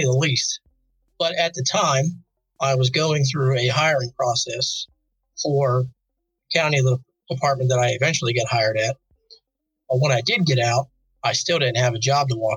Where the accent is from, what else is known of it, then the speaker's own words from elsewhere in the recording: Apollo, Pennsylvania, United States; now in Dover, United States; originally I'm from Apollo, Pennsylvania. It's a small little town northeast of Pittsburgh